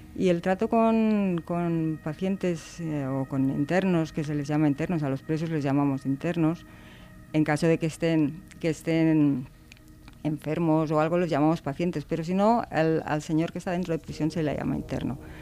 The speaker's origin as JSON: {"language": "Spanish", "town": "Barcelona", "region": "Catalonia", "country": "Spain", "moved": "as an adult", "said": "Yo soy de Barcelona, bueno, era de Barcelona, y vine trasladada para unos días y ya me quedé, llevo 33 años aquí."}